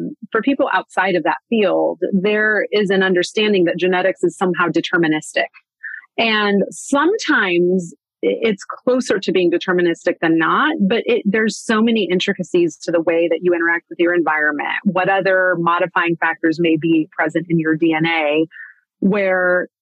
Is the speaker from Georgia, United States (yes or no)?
no; Manhattan, Kansas, United States; I grew up in Manhattan, Kansas, which is where Kansas State University is